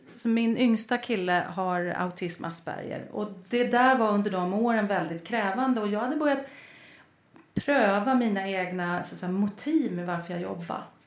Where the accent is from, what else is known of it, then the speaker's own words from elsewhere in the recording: Lidingö, Stockholm County, Sweden; jag är uppvuxen på Lidingö